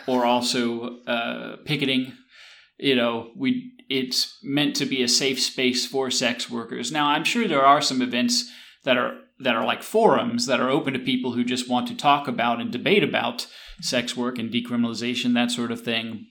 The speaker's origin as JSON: {"language": "English", "region": "the South", "country": "United States", "tie": "born or raised there", "said": "I grew up here in the South, and there were uh, migrants who would come work the tobacco and cotton fields"}